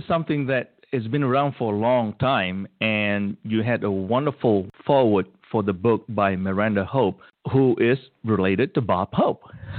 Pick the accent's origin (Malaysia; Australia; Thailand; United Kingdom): Malaysia; moved away as an adult; now in United States; when I was growing up in Malaysia